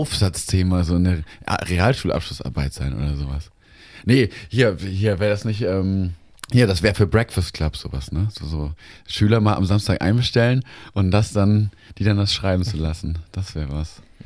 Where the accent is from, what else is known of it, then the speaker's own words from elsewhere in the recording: Baden-Württemberg, Germany; moved away as an adult; also born or lived in Cologne; now in Lemgo, Germany; mein Zuhause war dann nicht meine Heimat in Baden-Württemberg, sondern mein Zuhause war in Lemgo, in meiner Studienstadt